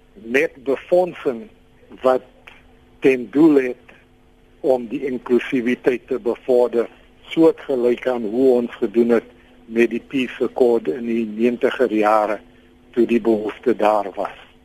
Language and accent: Afrikaans; South Africa